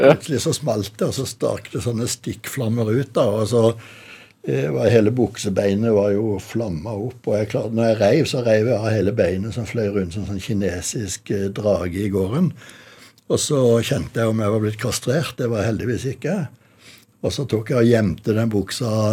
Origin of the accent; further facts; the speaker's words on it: Kristiansand, Agder, Norway; moved away; nederst i Kuholmen, 100 meter bort fra der hvor vi bodde da jeg vokste opp